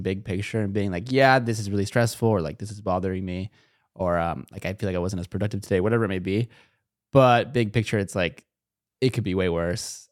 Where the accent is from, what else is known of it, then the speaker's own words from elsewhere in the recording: Chino Hills, California, United States; I'm from SoCal, like, I'm, like, an hour, I'm in the suburbs of SoCal.